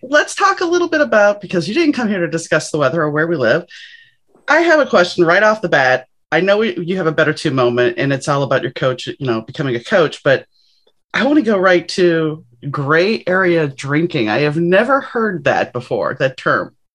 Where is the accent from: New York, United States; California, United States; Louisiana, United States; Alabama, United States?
Louisiana, United States; New Orleans; I grew up in New Orleans